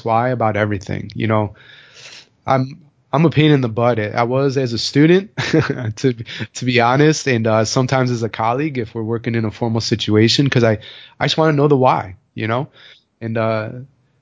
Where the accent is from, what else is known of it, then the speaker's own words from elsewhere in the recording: Chicago, Illinois, United States; I'm from Chicago